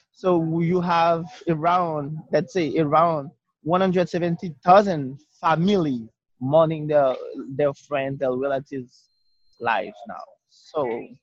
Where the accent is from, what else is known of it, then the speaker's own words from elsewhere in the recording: Haiti; English is a second language; moved away as an adult; now in United States; I came from Haiti